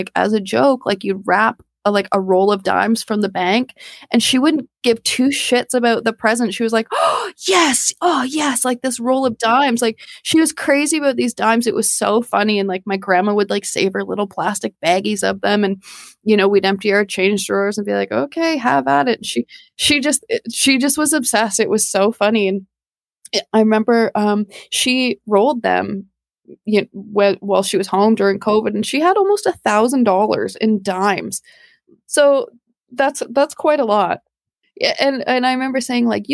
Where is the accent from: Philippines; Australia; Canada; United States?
Canada; we're Canadian